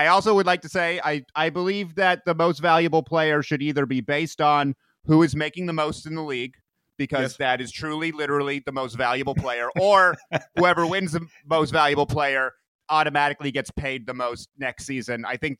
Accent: New Hampshire, United States; born there; I was born in New Hampshire to two Boston parents, and I'm a product of my environment.

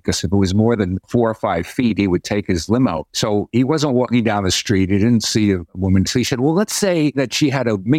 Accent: New York City, New York, United States; I was from the Bronx and went to Catholic schools and went to Fordham

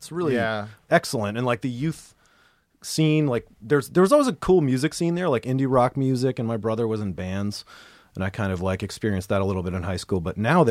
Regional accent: Pittsburgh, Pennsylvania, United States; born or raised there

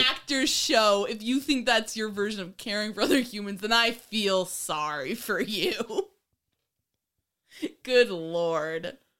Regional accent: New York, United States; I grew up in New York

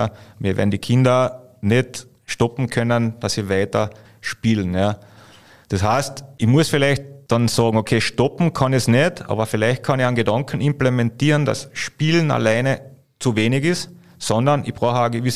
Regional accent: Carinthia, Austria; diese Einberufung des Nationalteams, vor allem als Kärntner, also wir waren ja nicht wirklich, Kärnten ist ja nicht bekannt für, für Basketball

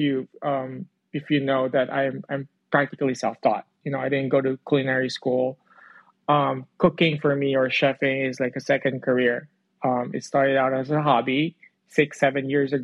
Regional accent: Philippines; moved away as an adult; I grew up in the Philippines. I moved here almost 8 years ago.

